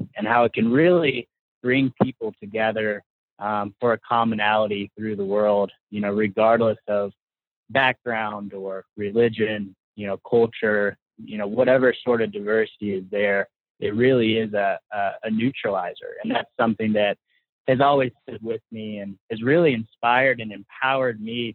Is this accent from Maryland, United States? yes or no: no; Paducah, Kentucky, United States; I actually grew up in small town Paducah, Kentucky